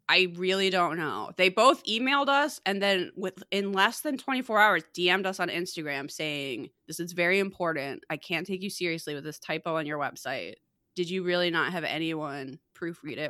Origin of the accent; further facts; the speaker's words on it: Chicago, Illinois, United States; I used to obsessively listen to the, uh, alternative radio station growing up in Chicago and the area, Q one oh one